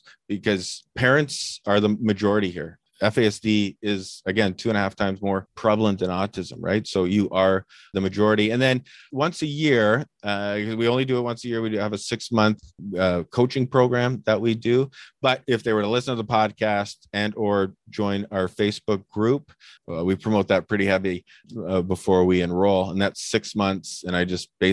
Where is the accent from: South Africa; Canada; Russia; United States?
Canada; I'm typical Canadian